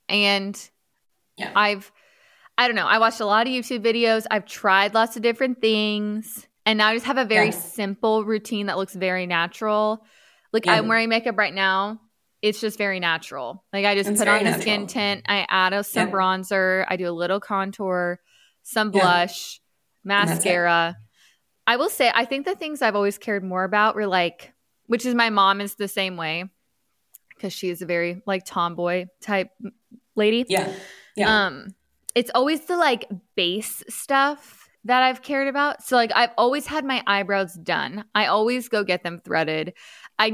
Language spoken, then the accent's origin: English; California, United States; I'm from California, where plastic surgery and Botox is very normal